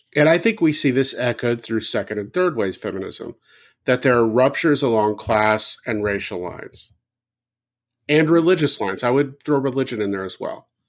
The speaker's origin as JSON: {"language": "English", "region": "the South", "country": "United States", "tie": "born or raised there", "said": "growing up in the South"}